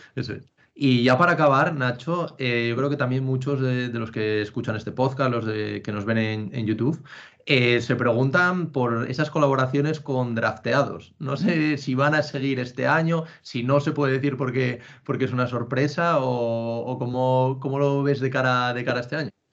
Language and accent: Spanish; Asturias, Spain; moved away as an adult; now in Madrid, Spain; aunque llevo ya seis años viviendo en Madrid, soy de Asturias también